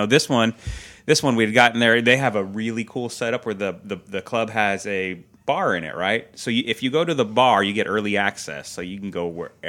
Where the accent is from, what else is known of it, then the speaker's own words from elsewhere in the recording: Seattle, Washington, United States; growing up in Seattle